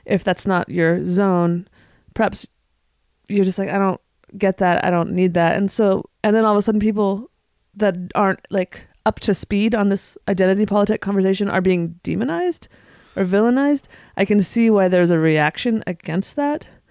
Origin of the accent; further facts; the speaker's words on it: Northern California, United States; now in Portland, United States; I live in Portland, Oregon. I'm from Northern California.